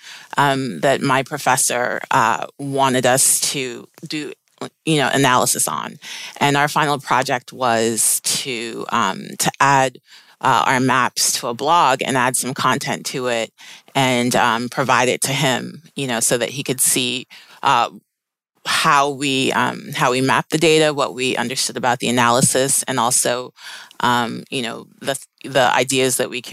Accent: Maplewood, New Jersey, United States; my family immigrated from Sierra Leone, West Africa, and I grew up in Maplewood, New Jersey.

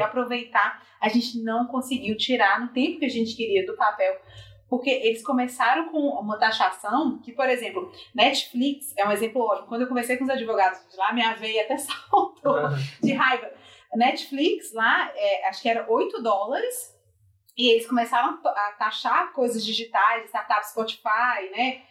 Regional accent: Minas Gerais, Brazil; eu sou de Minas, acho que evidentemente pelo sotaque

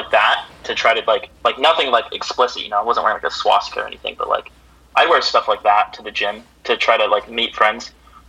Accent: California, United States; growing up in California. I was surrounded by mostly, like, Filipinos, Asians, Mexicans, Blacks

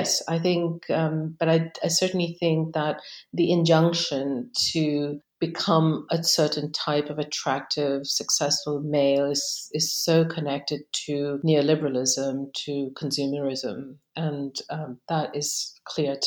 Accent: Delhi, India; now in Cambridge, United Kingdom; growing up in Delhi

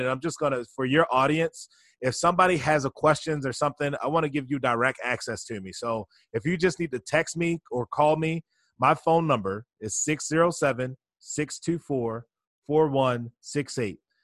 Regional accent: Baltimore, Maryland, United States; I was born and raised down in Baltimore, Maryland

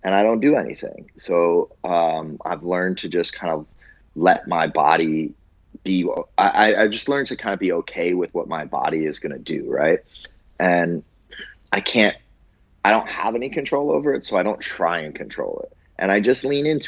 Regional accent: Buffalo, New York, United States; moved away; I grew up in Buffalo, New York.

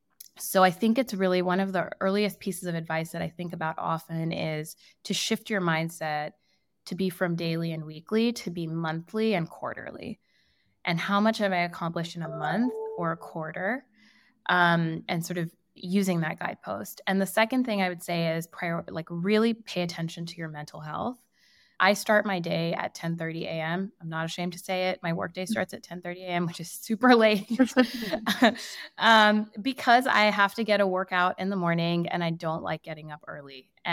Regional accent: India; first language Hindi; English is a second language; So Am has two meanings in Hindi, which is my native tongue.

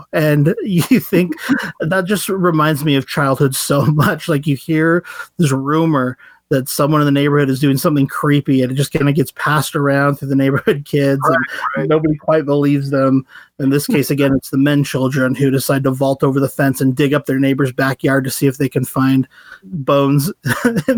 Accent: United States; I was raised in the American suburbs

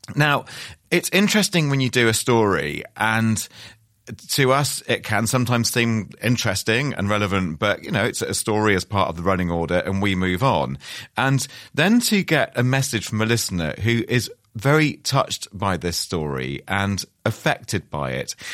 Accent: Wales, United Kingdom; I'm, I'm a Welsh man

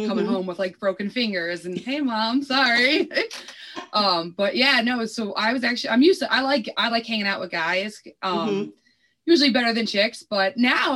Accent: Springfield, Massachusetts, United States; I've been in Springfield, Mass forever. I literally live a whole 1.7 miles away from my mother still

